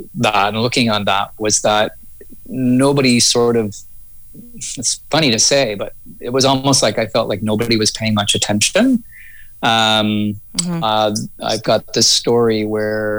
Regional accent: Toronto, Ontario, Canada; also born or lived in Mississauga, Ontario / Ottawa / Vancouver; now in Hope, Canada; I was born in Mississauga, Streetsville, Mississauga, and then kind of moved to into Toronto when I was about 8 years old or so

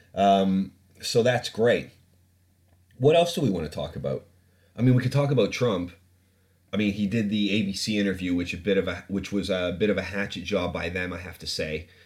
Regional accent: Ontario, Canada; moved away; I'm from, like, I grew up in Canada

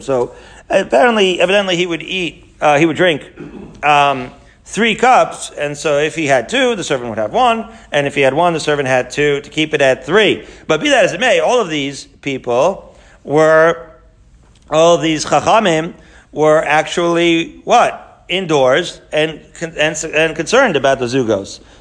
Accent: Israel; moved away; I grew up in Israel

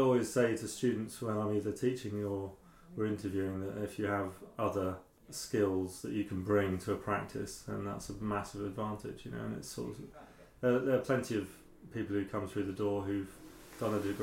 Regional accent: mid Wales, United Kingdom; also born or lived in Crawley, Sussex; I was born in Sussex in Crawley, and then my parents moved to Wales, into mid Wales

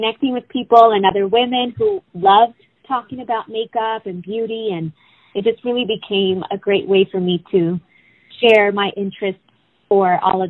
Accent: Oxnard, California, United States; also born or lived in Mexico; Well, I was born in Mexico. I grew up in Oxnard, California.

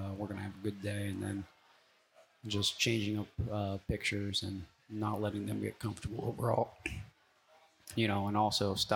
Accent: Lehigh Valley, Pennsylvania, United States; now in Lillington, United States; I'm from Lehigh Valley, Pennsylvania, about an outside of Philadelphia. And, you know, from the time I can remember, I was playing flag football when I was six

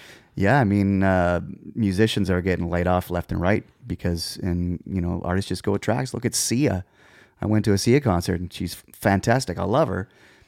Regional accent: Moose Jaw, Saskatchewan, Canada; moved away as an adult; I was born in the Jaw.

